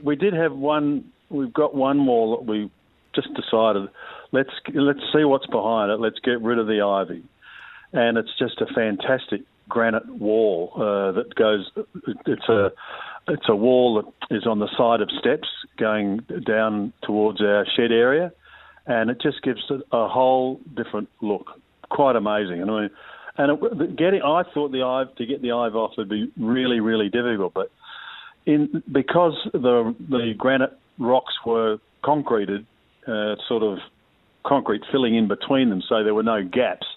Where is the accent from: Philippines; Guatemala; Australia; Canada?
Australia; southeast of South Australia; also born or lived in Lismore, Victoria / Victoria; now in east of Melbourne, Australia; someone who was brought up as a youngster on the land in the southeast of South Australia